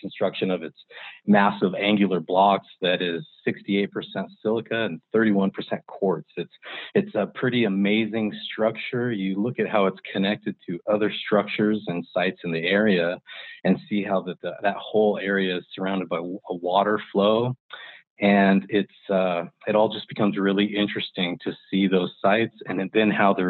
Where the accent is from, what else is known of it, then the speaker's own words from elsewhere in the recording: Longview, Washington, United States; I grew up in Longview, Washington